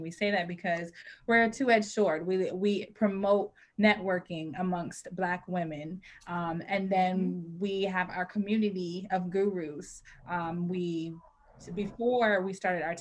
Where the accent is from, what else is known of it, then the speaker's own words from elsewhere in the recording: Richmond, Virginia, United States; moved away as an adult; also born or lived in North Carolina; now in Maryland, United States; I grew up in Richmond, Virginia, in the suburbs of Richmond, Virginia. And here I am now in Maryland